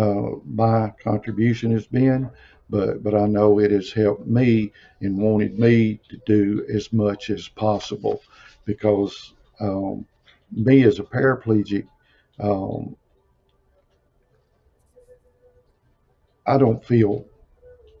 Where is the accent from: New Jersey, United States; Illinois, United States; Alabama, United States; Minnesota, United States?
Alabama, United States; I'm from Alabama, so I moved back to Alabama